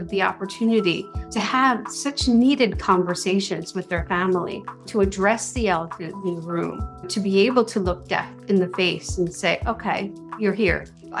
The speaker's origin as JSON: {"language": "English", "town": "Wilmington", "region": "Delaware", "country": "United States", "also_born_or_lived": "South Jersey", "said": "Well, I am originally from Wilmington, Delaware, and I moved away to South Jersey for 35 years and then recently moved back."}